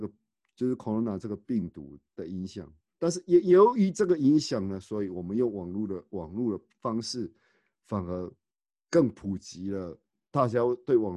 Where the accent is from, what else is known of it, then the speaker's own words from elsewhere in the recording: Tainan, Taiwan; born there; now in Taichung, Taiwan; 像我跟刘子怡，我们都是属于我们都是东台南出生的哦